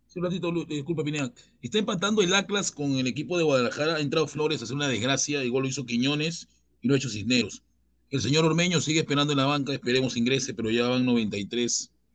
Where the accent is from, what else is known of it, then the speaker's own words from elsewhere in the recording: Chincha Alta, Ica, Peru; Yo soy de Chincha